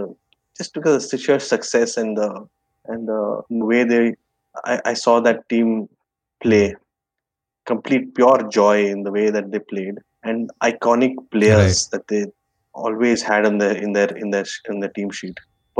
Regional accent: Bangalore, Karnataka, India; Bangalore. And so this is one of these old Bangalore bungalows where you actually have space

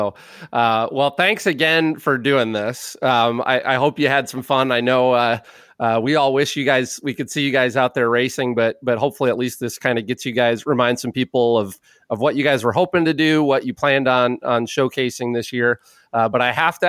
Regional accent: Tulsa, Oklahoma, United States; moved away; I was born in Tulsa

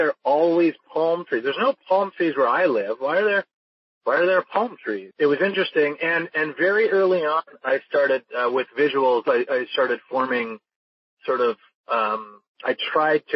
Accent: Victoria, British Columbia, Canada; I was brought up in Victoria, British Columbia, Canada, small town.

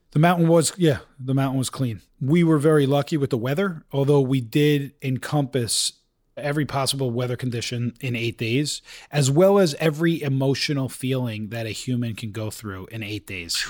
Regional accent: Bergen County, New Jersey, United States; moved away as an adult; also born or lived in Maryland / New York; now in Utah, United States; I grew up in Bergen County, New Jersey.

